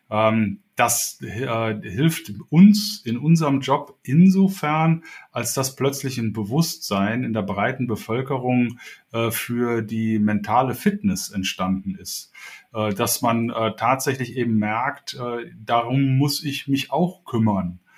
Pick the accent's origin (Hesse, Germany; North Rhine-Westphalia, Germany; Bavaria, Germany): North Rhine-Westphalia, Germany; Cologne; now in Hamburg, Germany; Ich bin äh, hier in Hamburg jetzt seit 13 Jahren, äh, komme ursprünglich aus Köln, also bin ein Kölsche Jung, äh, den es in den Norden verschlagen hat.